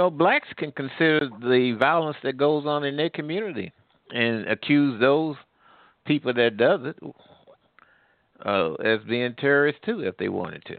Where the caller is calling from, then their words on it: Midwest, United States; Oh, I'm calling from the Midwest.